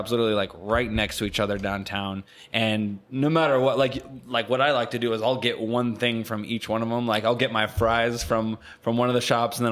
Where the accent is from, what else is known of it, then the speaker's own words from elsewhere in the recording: California, United States; now in Lincoln, United States; I'm originally from California.